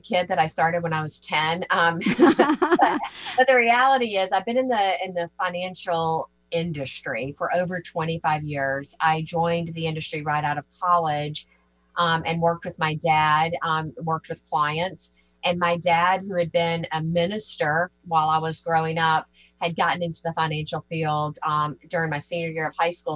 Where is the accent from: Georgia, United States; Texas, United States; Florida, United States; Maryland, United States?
Georgia, United States; moved away as an adult; also born or lived in Tennessee; now in New York, United States; I'm originally from Georgia and have um, and grew up in and around in Georgia and Tennessee and moved to New York back in 1998